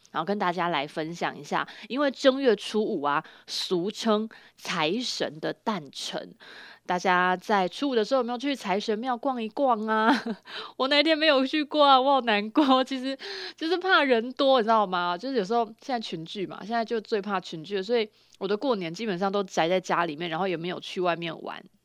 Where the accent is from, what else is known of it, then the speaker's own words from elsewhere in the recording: Chiayi County, Taiwan; 因为我是嘉义人